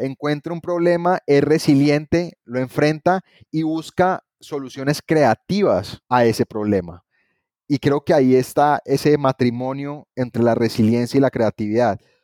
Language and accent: Spanish; Cali, Valle del Cauca, Colombia; regresé a Cali, estuve trabajando en gobierno dos años, pero después quise emprender una oportunidad con Invest Pacific porque quiero mucho a mi ciudad, soy un amante de Cali